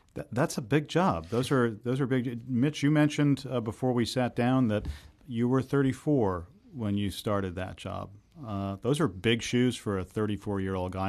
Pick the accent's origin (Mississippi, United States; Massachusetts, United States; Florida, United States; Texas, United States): Massachusetts, United States; Boston; as a Bostonian born and raised here